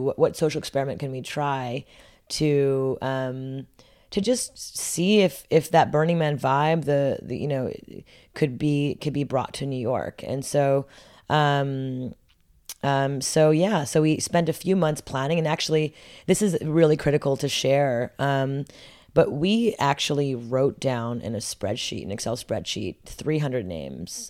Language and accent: English; Montreal, Quebec, Canada; growing up in Montreal, Canada